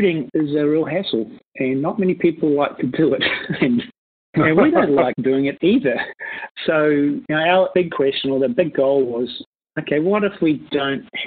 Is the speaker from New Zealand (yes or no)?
yes; New Zealand; also born or lived in Singapore; I moved back home, and we started QJumpers